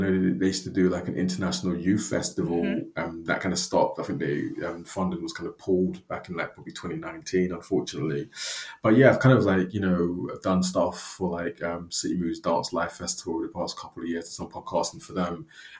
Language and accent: English; London, United Kingdom; moved away as an adult; now in Aberdeen, United Kingdom; But I'm a Londoner at heart as well.